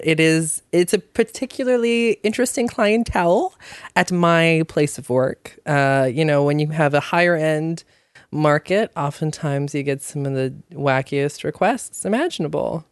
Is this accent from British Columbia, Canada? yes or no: yes; Squamish, British Columbia, Canada; I grew up in Squamish